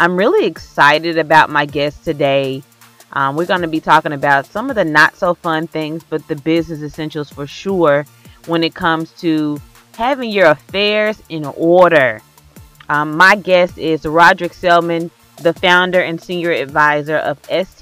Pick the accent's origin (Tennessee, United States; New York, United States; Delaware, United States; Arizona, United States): Tennessee, United States; Memphis; Memphis, Tennessee, my hometown.